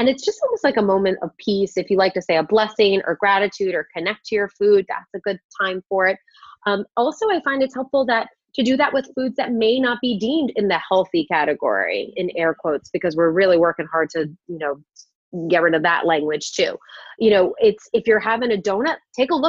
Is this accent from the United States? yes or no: yes; New York, United States; I'm also a New Yorker at heart